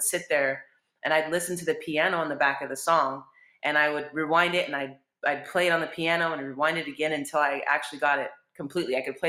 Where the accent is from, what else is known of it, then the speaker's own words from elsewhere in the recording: Mira Mesa, California, United States; Mira Mesa. I had a great childhood, although school wasn't very fun for me